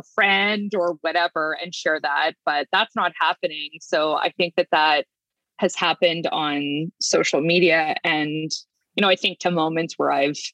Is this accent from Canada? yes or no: yes; northern Manitoba, Canada; moved away; I grew up in Manitoba, in northern Manitoba, at least we moved around a bit